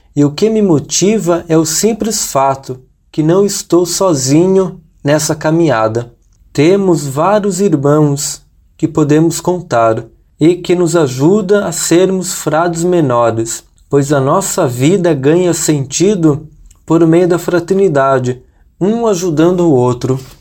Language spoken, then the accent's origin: Portuguese; Chopinzinho, Paraná, Brazil; now in Petrópolis, Brazil; Eu sou natural da cidade de Chopizinho, Paraná, mas atualmente eu estou morando em Petrópolis, no Rio de Janeiro